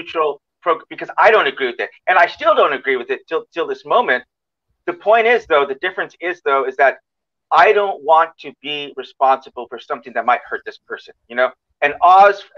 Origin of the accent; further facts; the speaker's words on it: United States; I'm an American